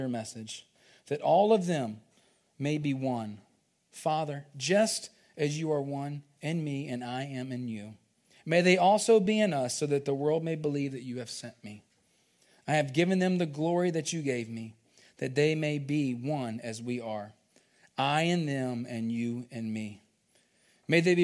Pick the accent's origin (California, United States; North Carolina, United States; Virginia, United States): Virginia, United States; growing up, we grew up in Virginia